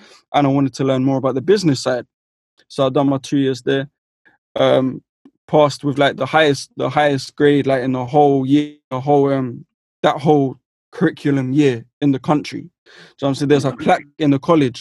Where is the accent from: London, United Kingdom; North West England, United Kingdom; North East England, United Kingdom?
London, United Kingdom; I'm from West London